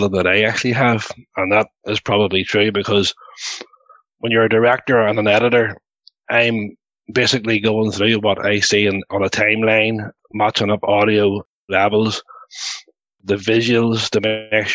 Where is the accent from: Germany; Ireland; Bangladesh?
Ireland; we're all Irish guys.